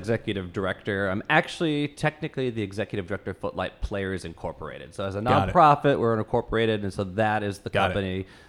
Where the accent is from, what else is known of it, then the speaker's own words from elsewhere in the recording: Fort Wayne, Indiana, United States; Fort Wayne, Indiana.